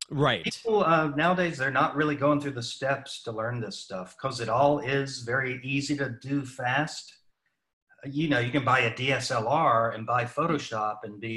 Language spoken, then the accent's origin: English; Salisbury, North Carolina, United States; moved away as an adult; also born or lived in Hollywood / New York City / Nashville / Milwaukee; grew up in North Carolina